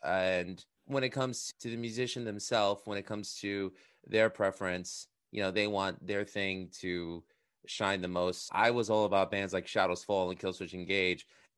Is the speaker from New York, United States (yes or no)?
yes; Queens, New York, United States; I'm from Queens, so, you know, that becomes very commonplace.